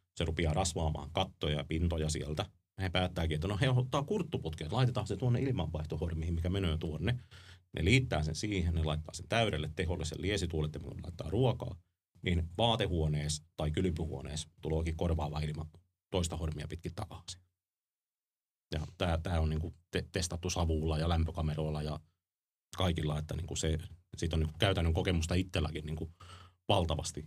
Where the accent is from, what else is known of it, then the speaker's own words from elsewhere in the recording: Ostrobothnia, Finland; meillä Pohjanmaalla ammattikorkeakoulussa, ammattikoulussa